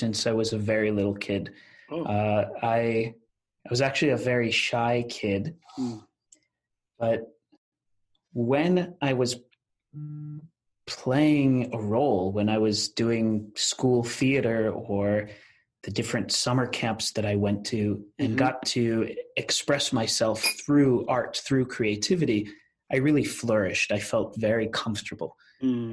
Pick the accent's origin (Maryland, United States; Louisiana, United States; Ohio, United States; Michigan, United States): Maryland, United States; Rockville; also born or lived in Washington, D.C.; I was born in our nation's capital in Washington, D.C. As a first generation American